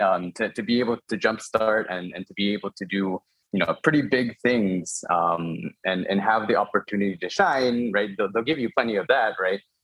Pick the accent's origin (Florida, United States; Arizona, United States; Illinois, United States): Illinois, United States; Chicago; moved away as an adult; so I'm Korean American. I was born and raised uh, in Chicago.